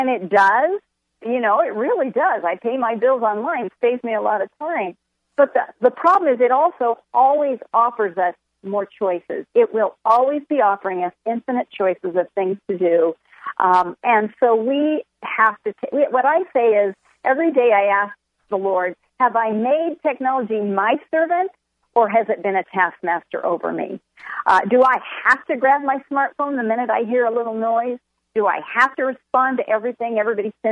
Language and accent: English; San Diego, California, United States; I'm from San Diego, and so my home church asked us to come start a church in this new suburb